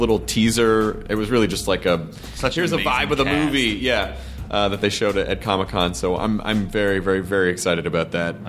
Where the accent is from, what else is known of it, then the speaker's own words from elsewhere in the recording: Memphis, Tennessee, United States; I'm a Central Time Zone child. I'm from Memphis, I have great affection for the hour earlier primetime setup.